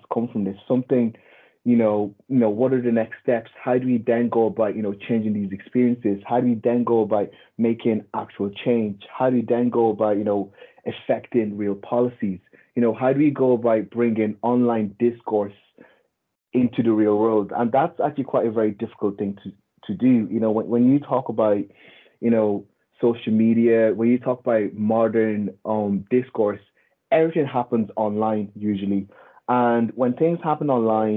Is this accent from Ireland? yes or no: yes; Ireland; We all grew up in Ireland.